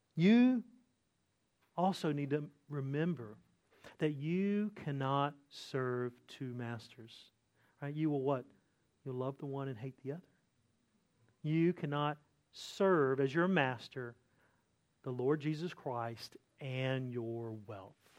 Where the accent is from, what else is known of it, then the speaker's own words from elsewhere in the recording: Eastern North Carolina, United States; I grew up in Eastern North Carolina